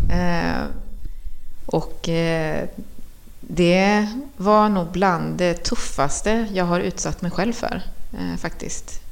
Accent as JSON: {"language": "Swedish", "town": "Trollhättan", "region": "Västra Götaland", "country": "Sweden", "tie": "born or raised there", "also_born_or_lived": "Chile", "said": "jag var uppväxt på Kronogården"}